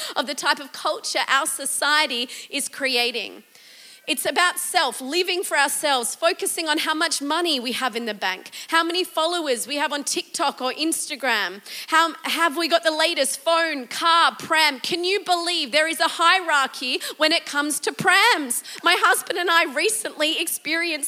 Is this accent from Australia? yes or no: yes; Australia; as an Australian